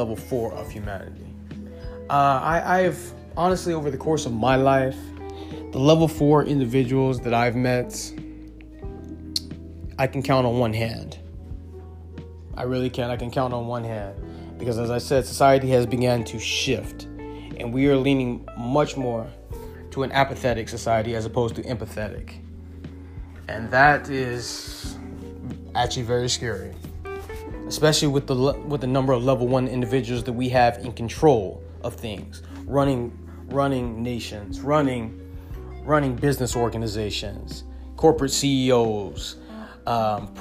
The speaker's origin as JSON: {"language": "English", "town": "Inglewood", "region": "California", "country": "United States", "tie": "born or raised there", "also_born_or_lived": "Baruta, Caracas, Venezuela", "said": "I grew up in Inglewood, California."}